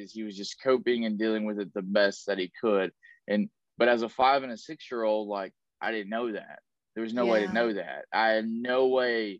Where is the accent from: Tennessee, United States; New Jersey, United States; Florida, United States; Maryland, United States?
Tennessee, United States; now in Southern California, United States; I was born and raised in Tennessee.